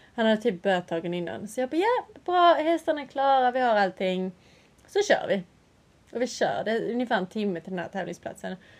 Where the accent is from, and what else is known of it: Sweden; now in England